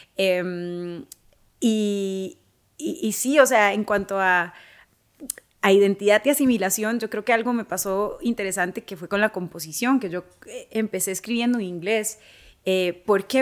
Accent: Costa Rica; moved away as an adult; also born or lived in Los Angeles, United States; mi historia como tica, de dónde vengo, de dónde soy

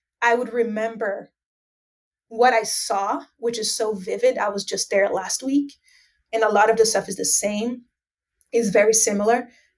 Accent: Northeast Region, Brazil; And I am so proud to say, you know, more than I am Brazilian, that I'm from Northeast Brazil, because that's the reality that we live here.

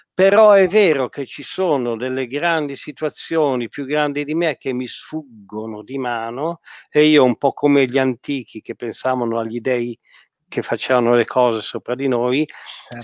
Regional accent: Italy; di noi italiani

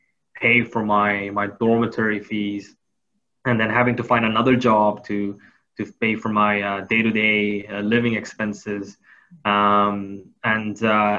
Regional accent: Thailand; I grew up in Thailand. So, you know, as much as I would like to say that I know of Korea and know of my home city, Seoul, I never got to experience it as an adult.

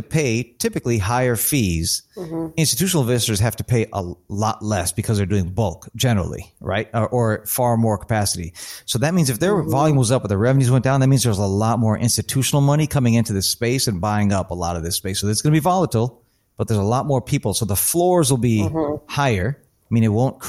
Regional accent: Chicago, Illinois, United States; moved away as an adult; now in East Coast, United States; I'm originally from Chicago. I've been out here on the East Coast for 18 years, but I'm originally from Chicago.

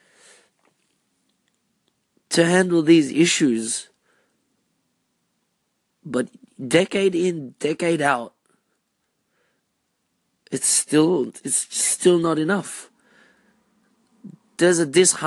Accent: Australia; being Filipino-Australian

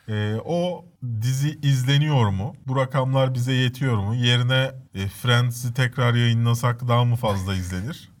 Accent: Istanbul, Turkey; also born or lived in Cide, Kastamonu (family origin) / Maçka, Trabzon (maternal family origin); üç kuşaktır İstanbul'dayız

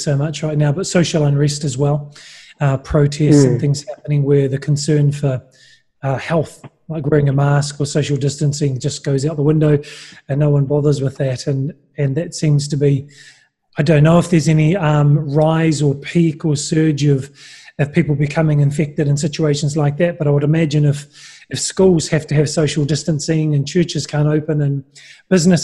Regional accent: New Zealand; I'm a New Zealander

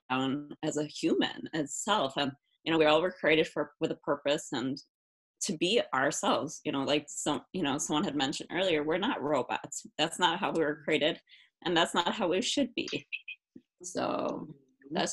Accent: Milwaukee, Wisconsin, United States; I'm from Milwaukee, Wisconsin. I live here with my boyfriend

